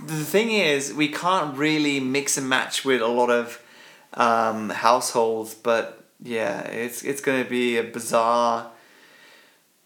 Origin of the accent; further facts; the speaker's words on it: Switzerland; born and bred in Switzerland, like myself